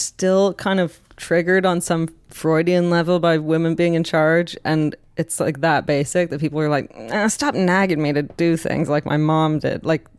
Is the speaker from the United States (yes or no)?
no; Canada; I'm Canadian.